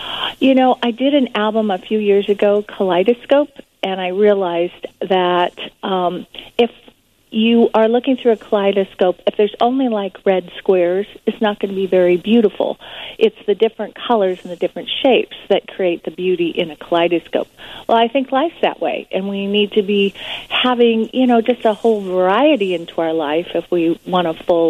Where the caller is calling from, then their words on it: California, United States; I'm calling from California.